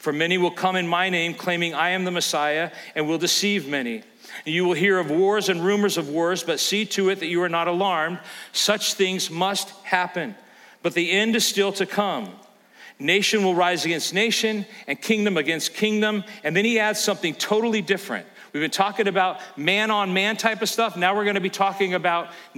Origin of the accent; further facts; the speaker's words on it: California, United States; now in Elkhart, United States; growing up in California, you think nothing of earthquakes.